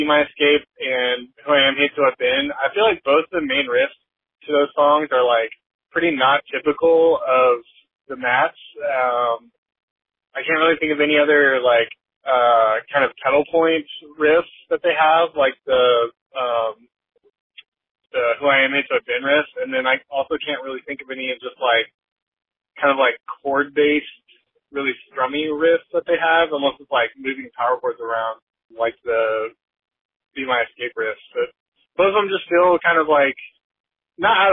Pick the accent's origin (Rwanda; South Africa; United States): United States; McPherson, Kansas; The town I'm from, McPherson, Kansas, there's a college there, McPherson College